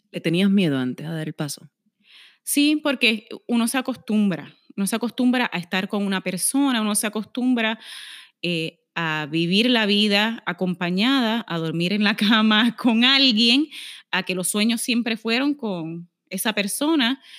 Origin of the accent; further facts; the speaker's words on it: Aguadilla, Puerto Rico; tengo 39 añitos, soy de Aguadilla